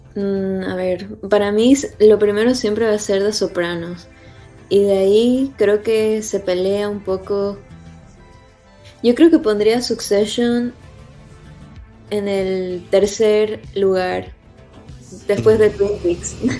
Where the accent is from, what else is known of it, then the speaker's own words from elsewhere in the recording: Santa Cruz de la Sierra, Santa Cruz, Bolivia; moved away as an adult; now in Houston, United States; ahorita vivo en Houston y estoy acá desde hace casi 10 años, pero soy de Santa Cruz, soy camba de corazón